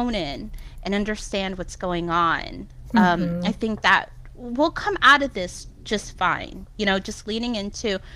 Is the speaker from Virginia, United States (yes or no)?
no; Jersey City, New Jersey, United States; moved away; I'm from New Jersey. I'm from Jersey City